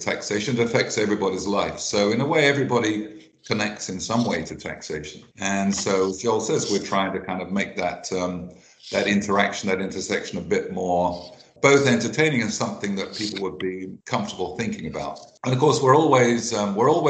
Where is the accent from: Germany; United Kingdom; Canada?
United Kingdom; England; I'm English